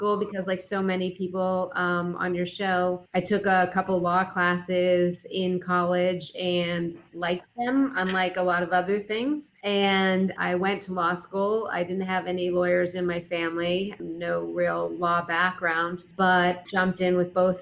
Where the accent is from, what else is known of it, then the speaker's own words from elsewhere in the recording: Pittsburgh, Pennsylvania, United States; moved away as an adult; now in Chicago, United States; I'm from Pittsburgh, Pennsylvania